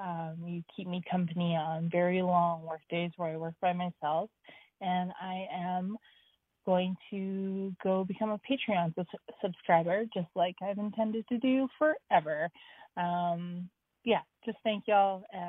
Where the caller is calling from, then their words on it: British Columbia, Canada; I'm calling from Tinaha territory, also known as the East Kootenays and Columbia Valley in British Columbia.